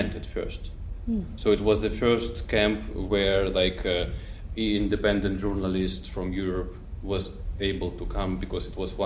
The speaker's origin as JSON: {"language": "English", "town": "Petrozavodsk", "region": "Republic of Karelia", "country": "Russia", "tie": "born or raised there", "also_born_or_lived": "Finland", "moved": "yes", "said": "I was born in Petrozavodsk, which is Karelia. It's like more northern part of Russia"}